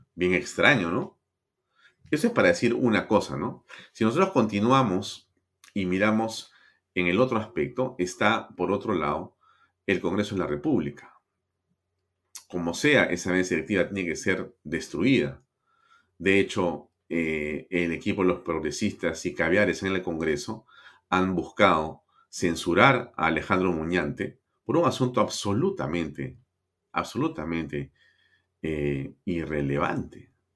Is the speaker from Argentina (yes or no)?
no; Peru; Los peruanos somos gente